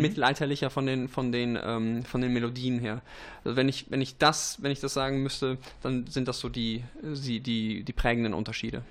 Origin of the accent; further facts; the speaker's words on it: Vittorio Veneto, Veneto, Italy; moved away; also born or lived in East Frisia, Germany; Vittorio Veneto, wo mhm. ich geboren bin äh, und zwischendurch auch aufgewachsen bin